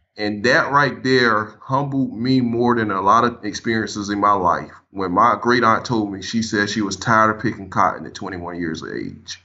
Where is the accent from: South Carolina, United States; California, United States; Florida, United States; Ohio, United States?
South Carolina, United States; Paxville; I grew up in South Carolina, little area called Packsville, South Carolina, home branch area, just outside of Manning.